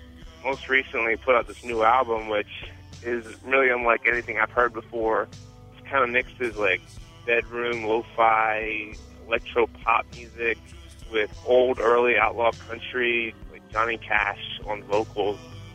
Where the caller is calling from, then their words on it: Chicago, Illinois, United States; Hey, Jim and Greg … from Chicago.